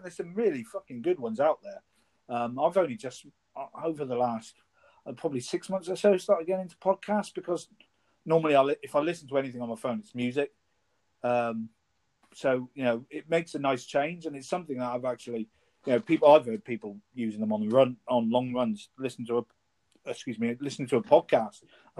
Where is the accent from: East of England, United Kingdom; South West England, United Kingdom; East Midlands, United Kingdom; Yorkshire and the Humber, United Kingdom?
South West England, United Kingdom; I'm not a Cornishman by birth. I grew up in Cornwall, so I'm proud of my Welsh heritage. I'm also very proud of Cornwall where I'm from.